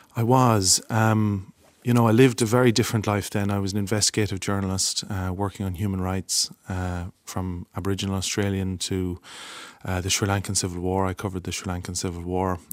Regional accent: Longford, Leinster, Ireland; I'm from Longford

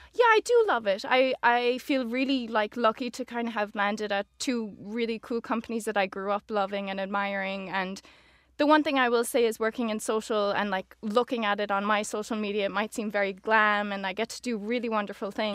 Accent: Oranmore, Connacht, Ireland; moved away as an adult; now in New York, United States; I'm born and raised in Galway, in Oranmore.

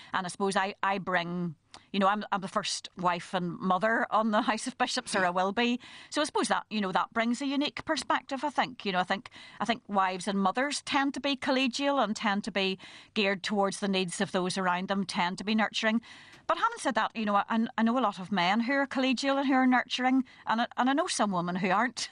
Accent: Belfast, Northern Ireland, United Kingdom; also born or lived in County Down / Dublin; I was brought up in East Belfast during the Troubles

